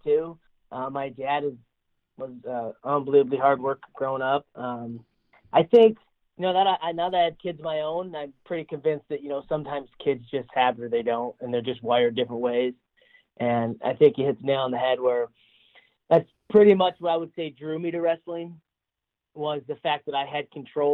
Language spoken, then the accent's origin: English; Davison, Michigan, United States; also born or lived in Goodrich, Michigan; now in Iowa, United States; I was born in Davidson, born and raised there